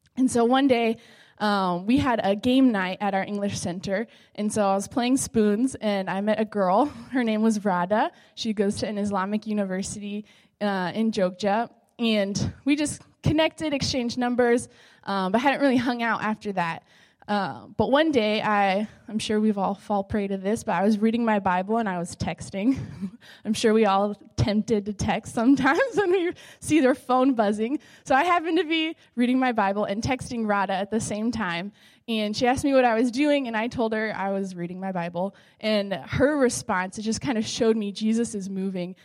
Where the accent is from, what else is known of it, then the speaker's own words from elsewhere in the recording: Southern California, United States; moved away as an adult; also born or lived in Arizona; now in Indonesia; I'm originally from Southern California